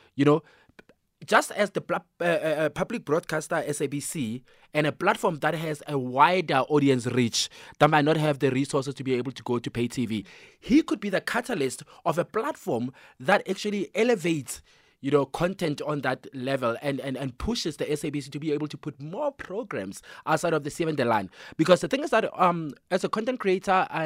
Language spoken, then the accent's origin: English; North West, South Africa; as a kid growing up in Northwest